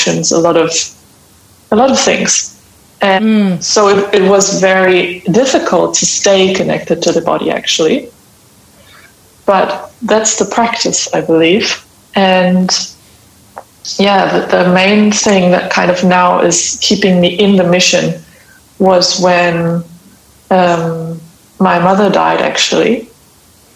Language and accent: English; Hamburg, Germany; I am from Hamburg in Germany